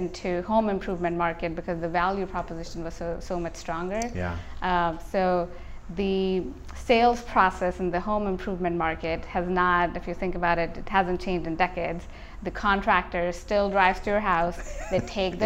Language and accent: English; India; moved away as an adult; I grew up in India